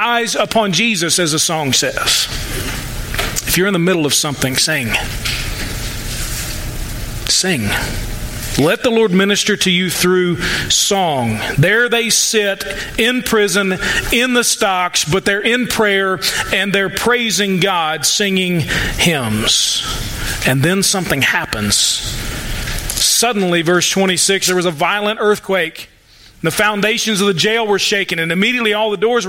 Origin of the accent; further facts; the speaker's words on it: United States; I'm an American